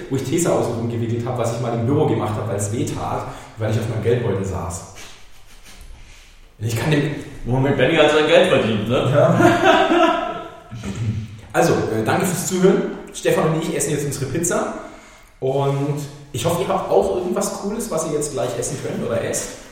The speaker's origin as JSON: {"language": "German", "region": "Swabia", "country": "Germany", "said": "Ich bin Schwabe."}